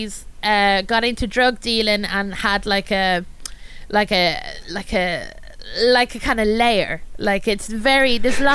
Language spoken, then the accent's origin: English; Ireland; I'm Irish